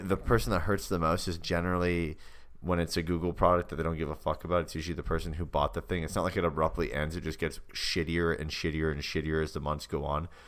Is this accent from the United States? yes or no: no; Canada; my hometown of Canada, not a town